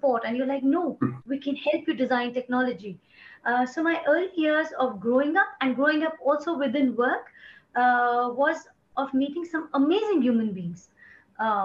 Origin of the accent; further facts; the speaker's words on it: India; moved away; also born or lived in Bombay; I'm from India.